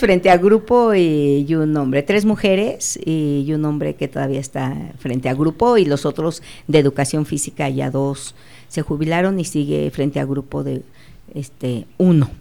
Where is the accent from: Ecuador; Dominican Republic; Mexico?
Mexico; Acámbaro, Guanajuato; yo soy de Acámbaro, ahí nací